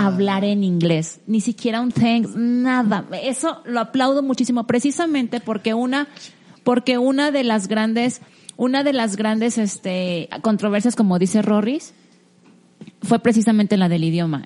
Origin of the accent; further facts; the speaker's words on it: Mexico; uno como mexicano